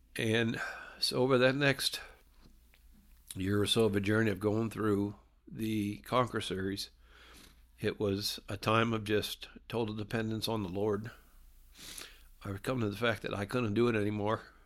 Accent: Ohio, United States; moved away as an adult; also born or lived in South Carolina / Myrtle Beach; I grew up in Ohio and I moved down to South Carolina in eighty-nine and to go to college

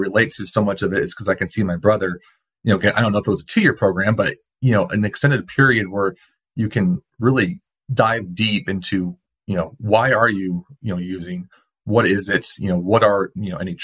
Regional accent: Portland, United States; living and growing up in Portland

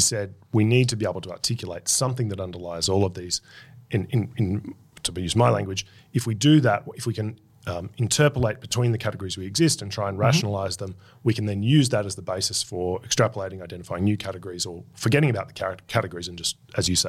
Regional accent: Queensland, Australia; we know no equal.

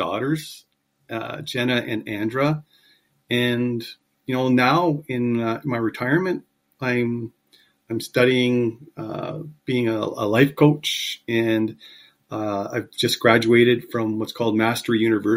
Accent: Kingston, Ontario, Canada; also born or lived in Montreal, Quebec; I was born in Montreal. My father worked for what was Northern Electric at the time. And he received a transfer to Kingston when I was 7 years old. And I grew up in Kingston.

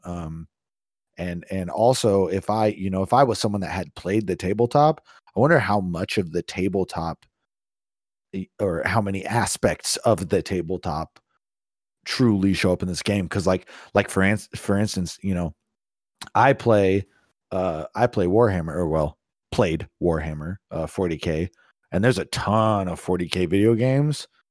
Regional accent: East Bay, California, United States; moved away; when I lived in California, I was the the city I grew up in was traffic permitting 30 to 45 minutes to San Francisco

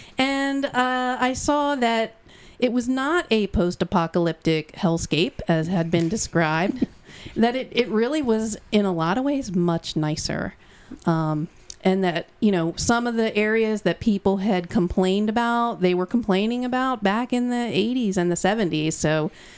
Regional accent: Lansdowne, Pennsylvania, United States; I'm what they call a Delco old head. I am from here. I'm from Lansdowne. I went to Prendy, right down the street.

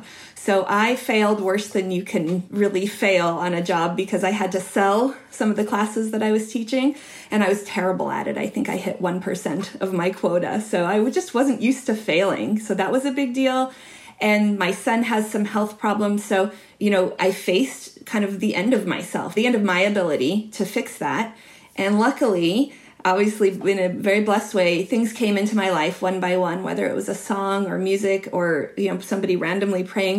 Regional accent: Utah, United States; So I grew up in Utah in a really religious environment, and we were not religious

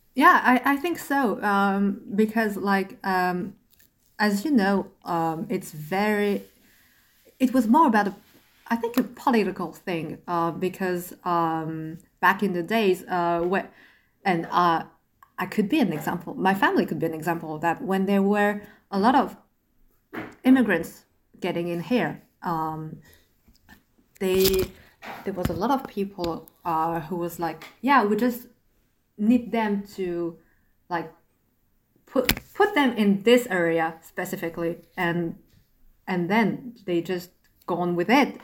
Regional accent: Asher, Île-de-France, France; English is a second language; I was born in France, grew up in France.

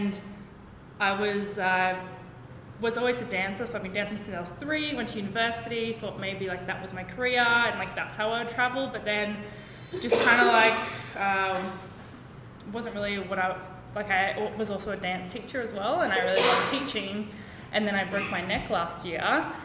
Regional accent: Byron Bay, New South Wales, Australia; moved away as an adult; now in Vietnam; I'm from Australia, Byron Bay.

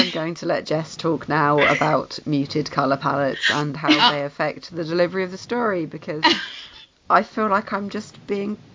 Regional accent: United Kingdom; You mocked me for being British.

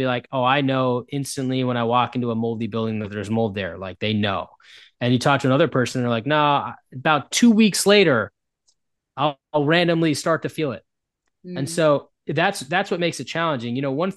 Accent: United States; first language English; I'm an American, and so all I've ever learned was English.

